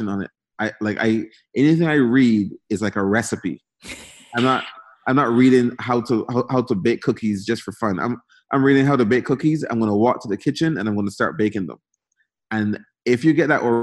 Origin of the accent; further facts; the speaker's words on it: Barbados; moved away as an adult; now in United States; I was born and raised in Barbados